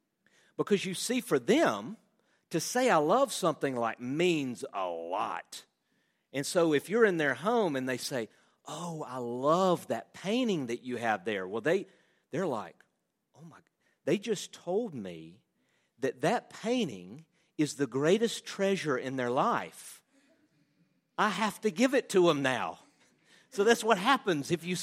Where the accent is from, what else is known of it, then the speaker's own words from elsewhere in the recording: Southern United States, United States; We all love Jesus. Again, I'm a Southerner, you know.